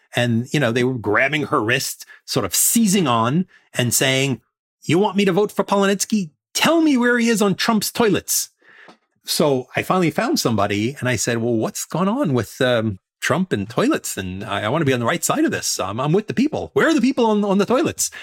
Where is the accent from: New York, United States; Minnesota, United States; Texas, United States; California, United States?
New York, United States; New York City; in Coney Island, Brighton Beach uh, area where I grew up